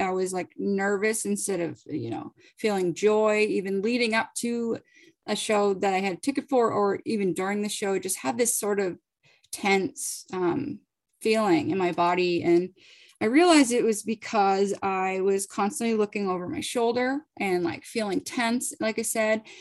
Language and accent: English; Boston, Massachusetts, United States; also born or lived in Virginia; I'm from the Boston area